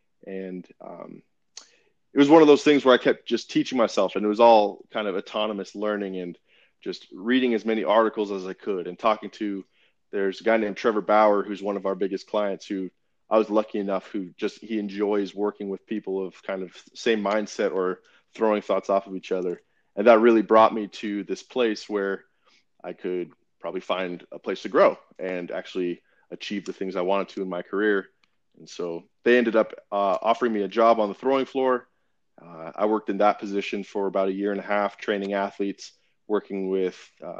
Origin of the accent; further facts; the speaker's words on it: Vancouver, British Columbia, Canada; also born or lived in Sacramento; now in United States; I was originally from Vancouver, Canada, moved to the United States in 1999, went to high school at Jesuit High School in Sacramento